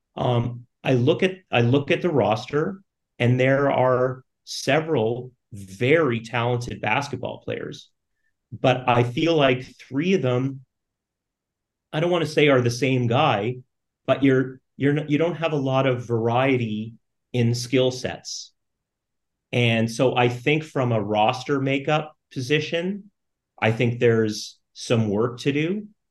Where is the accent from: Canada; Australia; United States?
Canada; growing up in Canada in the 80s, 90s